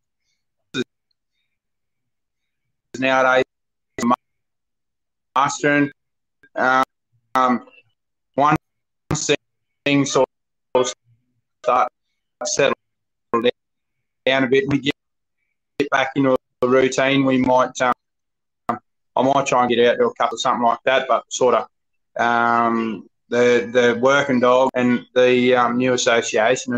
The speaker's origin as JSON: {"language": "English", "town": "Wandoan", "region": "Queensland", "country": "Australia", "tie": "born or raised there", "said": "I'm originally from Queensland. I grew up in a town called Wandoan."}